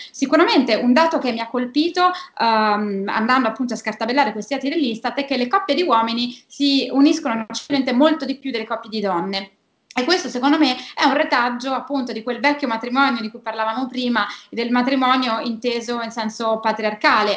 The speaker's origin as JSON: {"language": "Italian", "region": "Apulia", "country": "Italy", "moved": "yes", "lives_now": "Rome, Italy", "said": "vivo a Roma da 15 anni, ma sono, sono pugliese"}